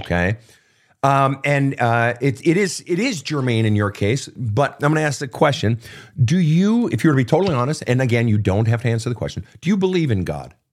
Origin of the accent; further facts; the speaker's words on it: Minnesota, United States; the great state of Minnesota, my home state